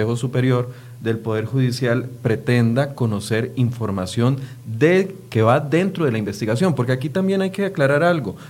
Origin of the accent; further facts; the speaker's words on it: Costa Rica; como costarricense